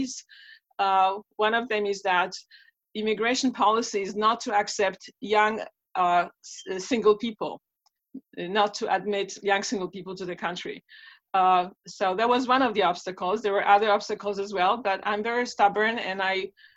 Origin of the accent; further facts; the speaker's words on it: Warsaw, Masovian Voivodeship, Poland; English is a second language; moved away; when I was growing up in Warsaw, Poland